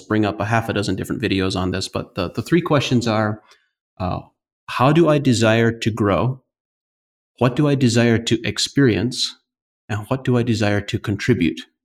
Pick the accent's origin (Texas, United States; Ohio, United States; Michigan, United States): Ohio, United States; northeastern; I grew up in the Amish community on a family fruit and vegetable farm.